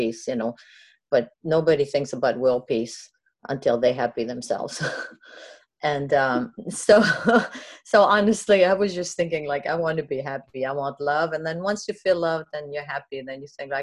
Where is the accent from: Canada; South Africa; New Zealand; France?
France; English is a second language; moved away as an adult; also born or lived in Germany; now in United States; I was born in France. I came to this country when I was 22